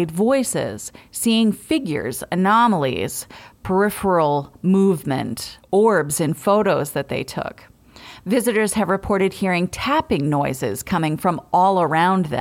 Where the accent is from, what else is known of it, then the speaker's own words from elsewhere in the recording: Bucksport, Maine, United States; I'm from Bucksport